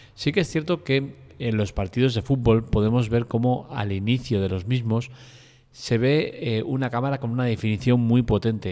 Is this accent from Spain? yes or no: yes; Spain; soy español